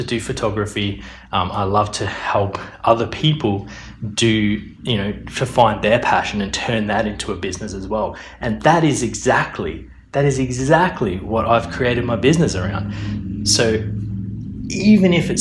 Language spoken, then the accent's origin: English; Australia; moved away as an adult; also born or lived in Melbourne, Australia / Brisbane, Australia / Perth, Australia; now in London, United Kingdom; I was born in Australia. I've lived in Melbourne. I've lived in Brisbane. I've lived in Perth.